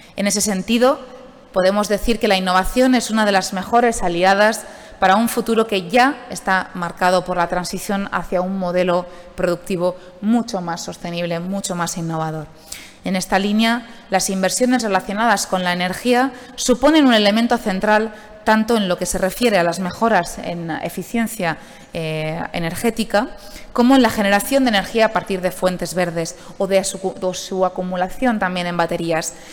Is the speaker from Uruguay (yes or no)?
no; Alicante, Valencian Community, Spain; como alicantina